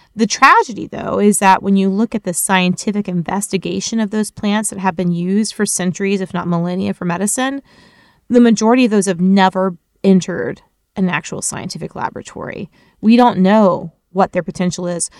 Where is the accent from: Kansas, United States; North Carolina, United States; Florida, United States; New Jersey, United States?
Florida, United States; as a kid growing up in Florida